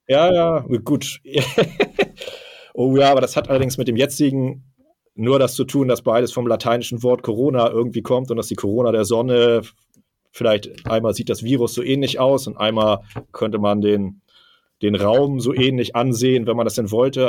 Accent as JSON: {"language": "German", "region": "Hamburg", "country": "Germany", "tie": "born or raised there"}